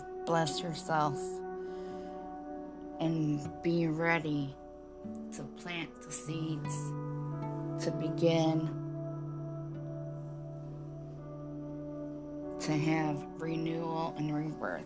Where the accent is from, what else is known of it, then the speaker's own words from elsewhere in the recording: Michigan, United States; I grew up in Michigan